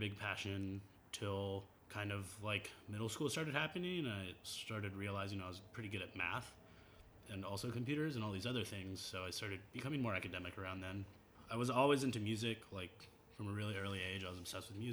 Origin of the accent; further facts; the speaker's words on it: Miami, Florida, United States; moved away as an adult; also born or lived in Lima, Peru / Seattle; now in Bay Area, United States; Grew up in Miami